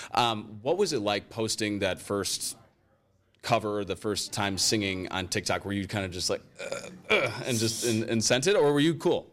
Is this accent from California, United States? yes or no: no; Rockford, Illinois, United States; now in Cleveland, United States; I grew up in Rockford, Illinois